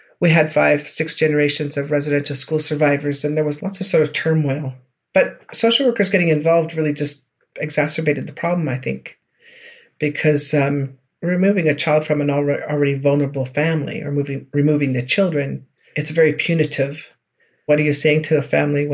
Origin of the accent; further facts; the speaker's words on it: George Gordon First Nation, Saskatchewan, Canada; I'm from George Gordon First Nation in the southern part of Saskatchewan Treaty 4 area